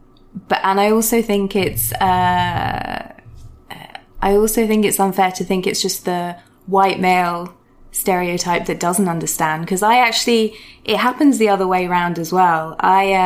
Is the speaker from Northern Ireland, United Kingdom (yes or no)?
no; Surrey, South East England, United Kingdom; now in London, United Kingdom; I was born and raised in Surrey